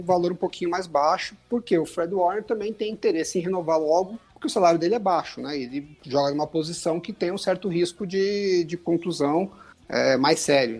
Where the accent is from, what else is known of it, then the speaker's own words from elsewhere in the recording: São Paulo, Brazil; eu sou de São Paulo